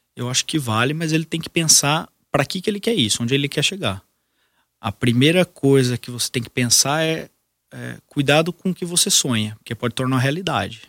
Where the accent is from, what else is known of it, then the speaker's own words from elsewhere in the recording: Brazil; sou brasileiro, vou ficar aqui